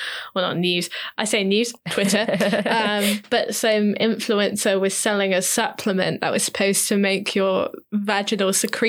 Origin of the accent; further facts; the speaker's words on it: Cornwall, South West England, United Kingdom; where I grew up in Cornwall